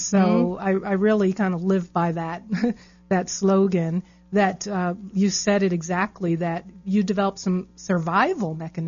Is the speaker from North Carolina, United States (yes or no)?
no; New York, United States; growing up in New York, we had Nathan's